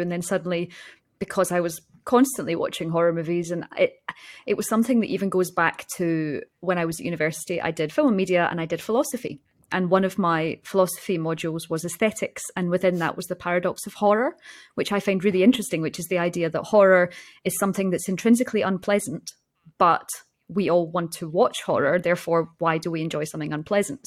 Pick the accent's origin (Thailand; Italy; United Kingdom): United Kingdom; Scotland; born or raised there